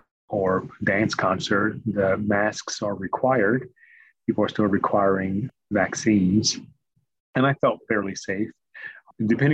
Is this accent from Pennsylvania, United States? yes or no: no; Washington, District of Columbia, United States; moved away as an adult; also born or lived in Maryland / Massachusetts; Born and raised in Lower Northwest, D.C., product of D.C. public schools